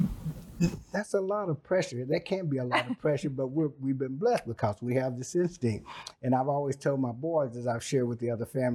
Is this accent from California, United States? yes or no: no; Plano, Texas, United States; to have grown up in Plano